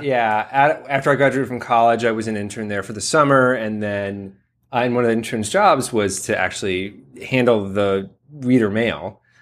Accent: Columbus, Ohio, United States; my hometown of Columbus, Ohio

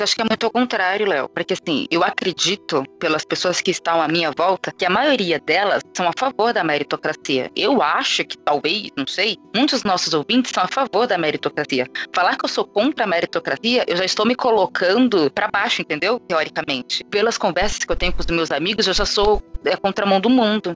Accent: São Paulo, Brazil; Eu sou, eu sou do Capão Redondo. Eu nasci na pobreza.

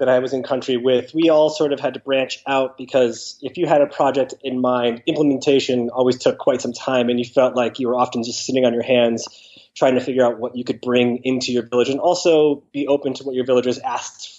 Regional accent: Connecticut, United States; I'm originally from Connecticut. I grew up, from a young age through high school on the East Coast.

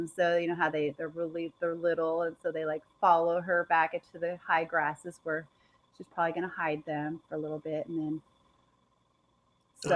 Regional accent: Idaho, United States; here we are from Idaho, and we have snow

